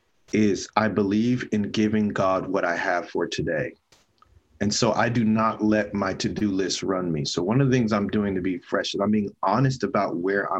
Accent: San Bernardino, California, United States; I grew up in San Bernardino, terrible

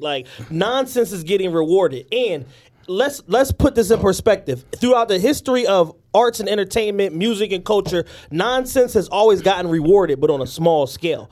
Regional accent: Philadelphia, Pennsylvania, United States; We're from Philadelphia

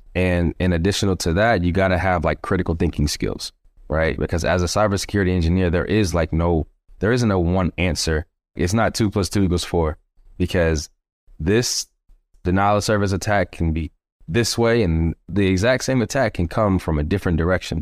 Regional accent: Stone Mountain, Georgia, United States; born and raised in Georgia, Stone Mountain, Georgia, to be exact

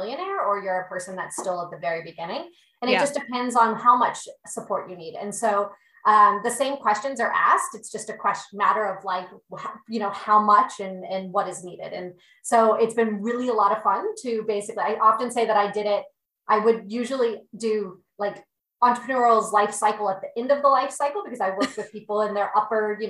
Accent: Boca Raton, Florida, United States; I'm from Boca Raton, Florida

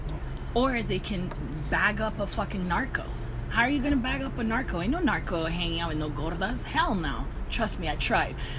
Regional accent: Downey, California, United States; also born or lived in South Gate, California / Koreatown, Los Angeles; now in Los Angeles, United States; my parents had me in Southgate, and then when I was like in maybe in elementary school, we moved over to Downey

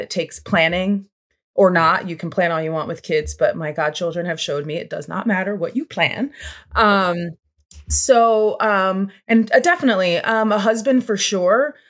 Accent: Levittown, Pennsylvania, United States; I grew up in Bucks County, Pennsylvania, more specific to that Langhorne, Levitt Town, P

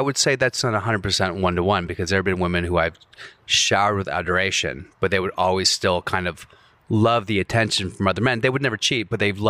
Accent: Virginia, United States

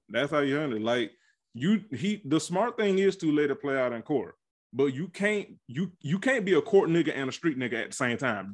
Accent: Georgia, United States; I am from Georgia, G A Red Clay.

